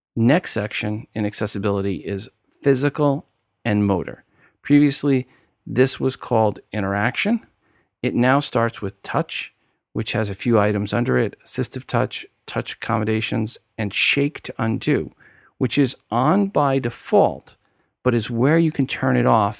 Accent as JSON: {"language": "English", "region": "New York", "country": "United States", "accent": "New York", "said": "my New York accent came out there"}